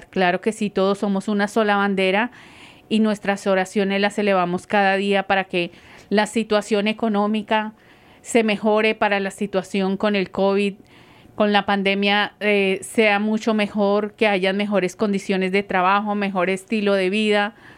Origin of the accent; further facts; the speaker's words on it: Colombia; moved away; como colombiana